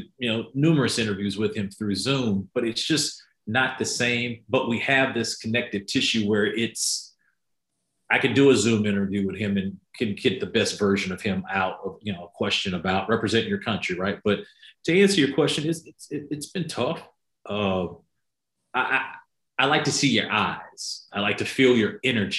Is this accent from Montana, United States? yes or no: no; Winston-Salem, North Carolina, United States; moved away as an adult; also born or lived in Cleveland, Ohio; I'm originally from Winston-Salem, North Carolina. That's where I was born and raised